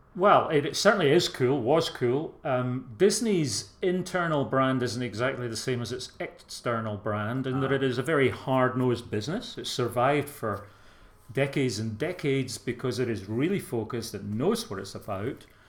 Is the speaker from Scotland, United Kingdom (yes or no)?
yes; Glasgow, Scotland, United Kingdom; accent: soft Glasgow; moved away as an adult; now in England, United Kingdom; I am Scottish by birth, but uh, I've lived down here 30, 35 years. The accent hasn't changed too much. Although, when I was in Scotland and working with young folk there